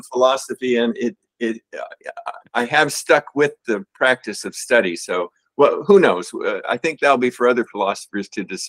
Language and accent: English; Northern California, United States; I'm from Northern California